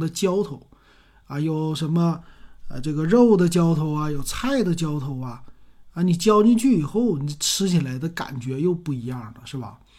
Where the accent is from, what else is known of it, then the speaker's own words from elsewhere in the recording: Northeast China, China; 他家调料也非常简单，这就体现咱们东北人的那种简单的文化。